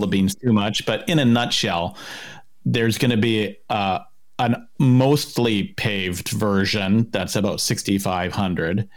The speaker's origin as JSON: {"language": "English", "town": "Kamloops", "region": "British Columbia", "country": "Canada", "tie": "born or raised there", "also_born_or_lived": "St. Albert, Alberta", "said": "I grew up in Kamloops"}